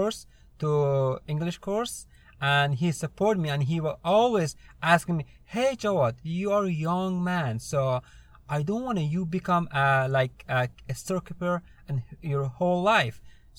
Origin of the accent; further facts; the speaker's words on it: Afghanistan; English is a second language; now in United States; I'm originally from Afghanistan. I came to United States 2 years ago, 2016, through SIV, Special Immigration Visa. And I was working with the U.S. military back in Afghanistan, and that's it.